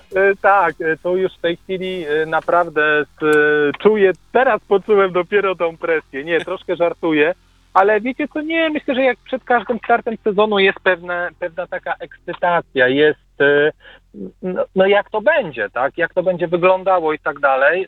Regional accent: Krosno, Subcarpathian Voivodeship, Poland; u nas w Prośnie

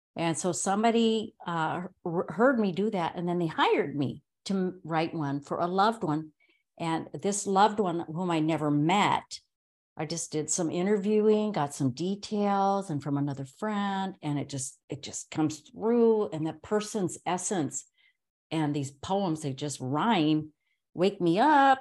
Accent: Los Angeles, California, United States; moved away as an adult; when I moved from Los Angeles, that's you know, I was born and raised there

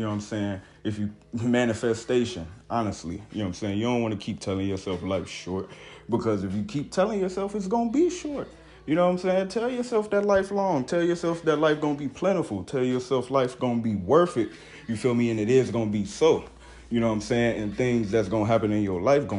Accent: Cincinnati, Ohio, United States; I'm from the Natty, Cincinnati, Ohio

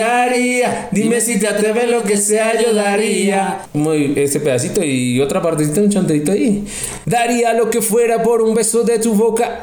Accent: Tabio, Cundinamarca, Colombia; yo nací en el bello municipio hermoso Tabio, Cundinamarca

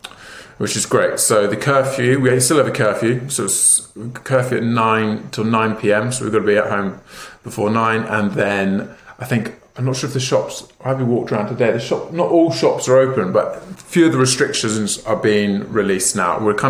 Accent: Devon, South West England, United Kingdom; now in London, United Kingdom; So I grew up in the West Country, in Devon, in the countryside, and I grew up on a small holding with my mum and dad and my two sisters

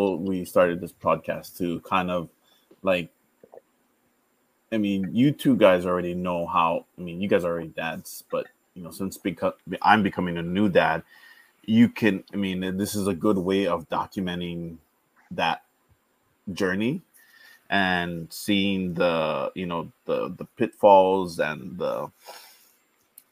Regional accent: Hawaii, United States; also born or lived in Wahiawa / Kailua; I was born and raised in Hawaii. I lived probably half my life in Wahiawa and the other half in Kailua.

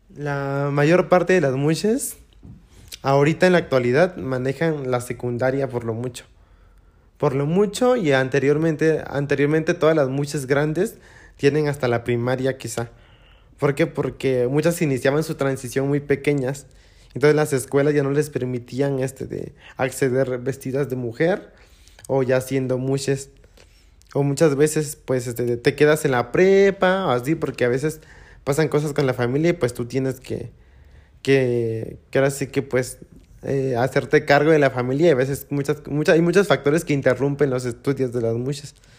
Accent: Oaxaca, Mexico; also born or lived in Juchitán; now in Mexico City, Mexico; yo salí de Oaxaca, pero Oaxaca nunca salió de mí.

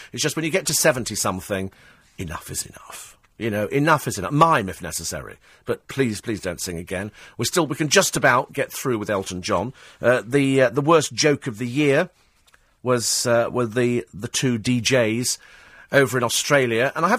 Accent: United Kingdom; a time to be proud of being British, something that perhaps we don't do as often as we should

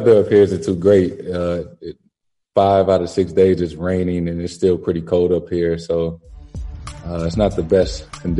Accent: St. Louis, Missouri, United States; now in Boston, United States; we're both from St. Louis.

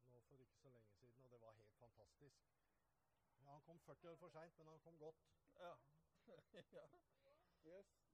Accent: Holmen, Akershus, Norway; Jeg kommer jo fra Holmen.

